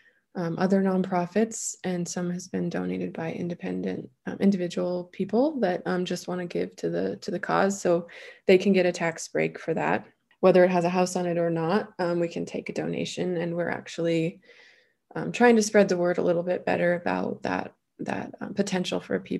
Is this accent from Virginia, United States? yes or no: no; Flathead Valley, Montana, United States; That's where I grew up